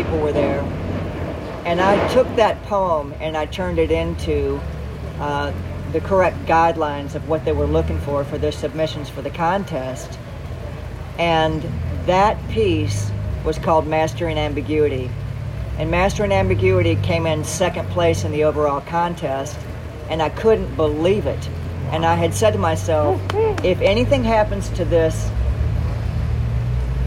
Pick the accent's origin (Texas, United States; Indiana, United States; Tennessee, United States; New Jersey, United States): Tennessee, United States; Memphis; moved away as an adult; also born or lived in Wayzata, Minnesota / Denver, Colorado / Malibu, California / Galway, Ireland; the Southern storytellers with whom I grew up with in the Deep South. I'm from Memphis, Tennessee